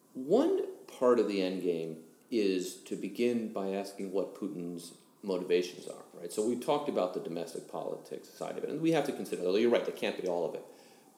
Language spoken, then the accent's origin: English; United States; as American citizens, and I'll speak as one of 300 million